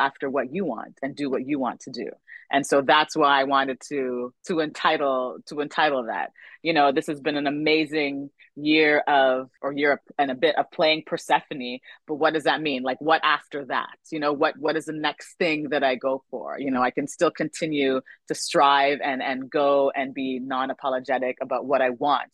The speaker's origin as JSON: {"language": "English", "country": "Canada", "said": "My career is mostly spanned in Canada because I'm Canadian"}